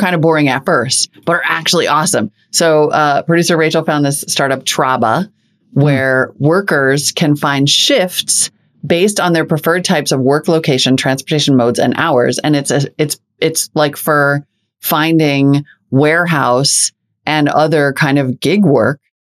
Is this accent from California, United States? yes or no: no; North Dakota, United States; my home state of North Dakota